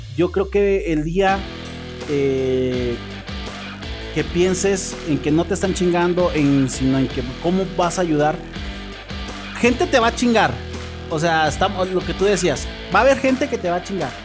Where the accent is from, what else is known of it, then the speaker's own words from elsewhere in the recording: Mexico; como mexicanos